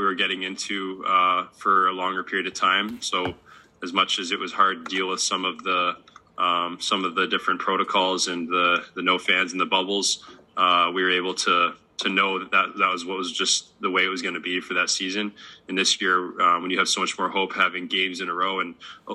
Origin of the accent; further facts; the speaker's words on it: Columbus, Ohio, United States; moved away; Columbus, my hometown, and see my family